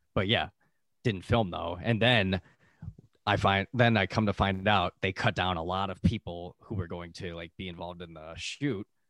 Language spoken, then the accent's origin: English; Buffalo, New York, United States; now in California, United States; we're both from Buffalo